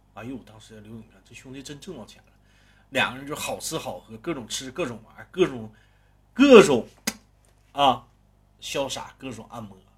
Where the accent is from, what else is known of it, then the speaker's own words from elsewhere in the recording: Northeast China, China; 我是一个东北人